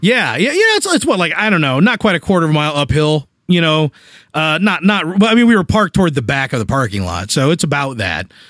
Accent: Springfield, United States; moved away; Springfield, my hometown

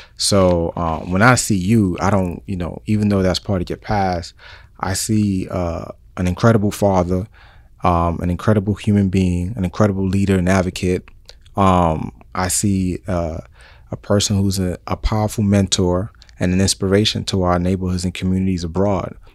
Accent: New York City, New York, United States; moved away; And I'm from New York City

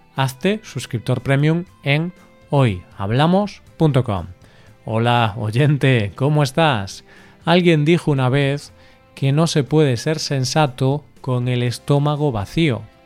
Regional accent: Galicia, Spain; el cocido gallego, que es el de mi tierra

